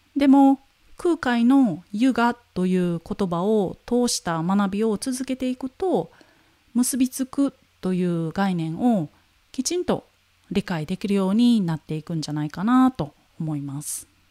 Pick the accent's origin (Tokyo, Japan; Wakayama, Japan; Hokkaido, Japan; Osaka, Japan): Wakayama, Japan; 自分が生まれ育った和歌山